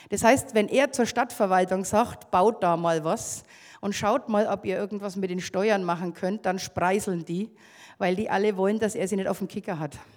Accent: Bavaria, Germany; Und also ich komme aus Oberfranken.

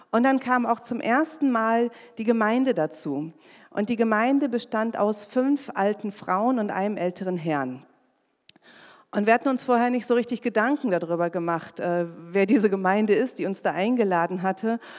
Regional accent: North Rhine-Westphalia, Germany; now in Magdeburg, Germany; Denn ich komme aus dem Sauerland, wie ich schon gesagt habe, ein ganz kleines Dorf.

